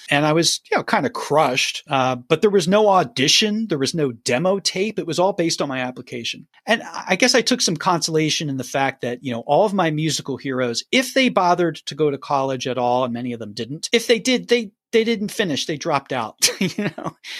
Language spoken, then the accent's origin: English; Philadelphia, Pennsylvania, United States; moved away as an adult; now in Nashville, United States; I grew up in Philly, Pennsylvania